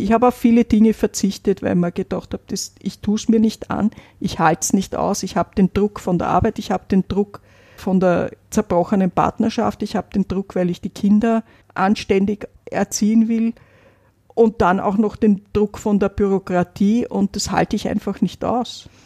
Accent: Vienna, Austria; Ich bin in Wien aufgewachsen

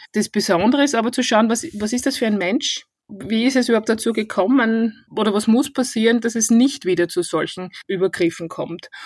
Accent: Styria, Austria; accent: Styrian dialect; moved away as an adult; now in Vienna, Austria; An meinem Dialekt hört man, ich komme eigentlich ursprünglich aus der Steiermark

